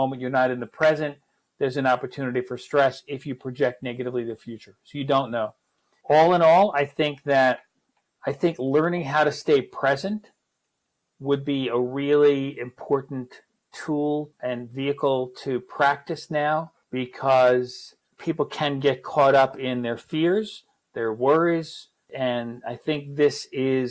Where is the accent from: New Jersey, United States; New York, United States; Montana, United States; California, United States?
New York, United States; I come from New York, and New York is, was very fast-paced